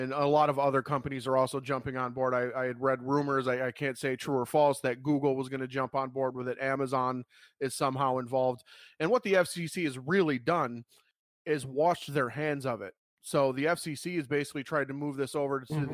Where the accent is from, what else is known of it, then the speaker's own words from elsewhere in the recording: United States; as an American